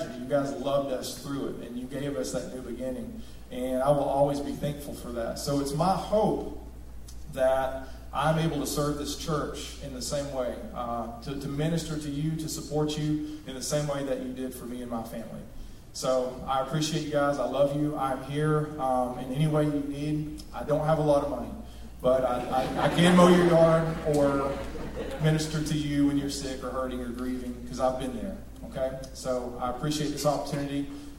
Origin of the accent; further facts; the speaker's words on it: Rossville, United States; I grew up in Rossville